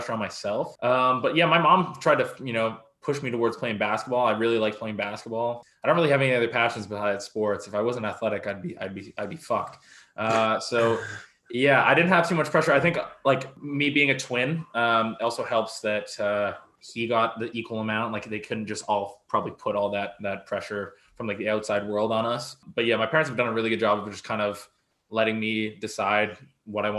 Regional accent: Abbotsford, British Columbia, Canada; moved away as an adult; now in Victoria, Canada; Abbotsford, gang capital of Canada

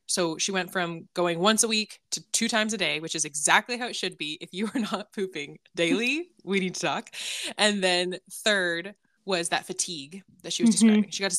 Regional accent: California, United States; I'm from California

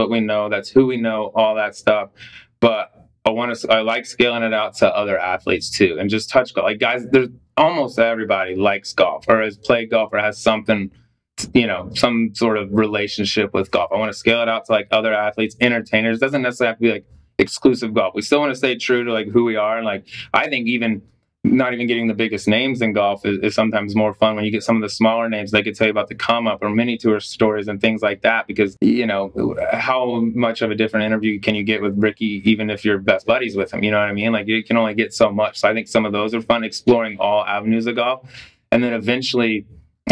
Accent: Colorado, United States; I grew up in Colorado, so I like play basketball throughout

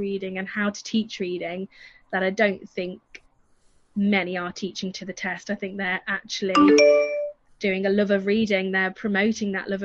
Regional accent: the north of England, United Kingdom; accent: northern; moved away; I'm northern, so my accent's very different to where the children I teach is

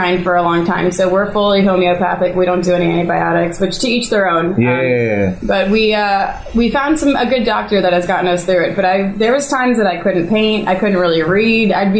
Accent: Gaithersburg, Maryland, United States; Born and raised in Gaithersburg, proud of it

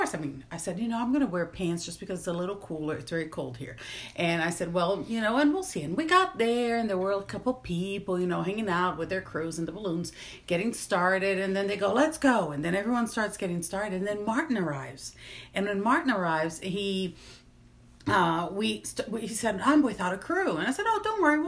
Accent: Recife, Pernambuco, Brazil; now in Mississippi, United States; I'm from Recife

